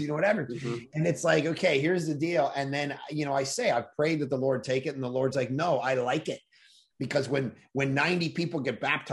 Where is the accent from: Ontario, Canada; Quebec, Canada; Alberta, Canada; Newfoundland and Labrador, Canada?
Ontario, Canada; Toronto; now in West Coast, Canada; I grew up in Toronto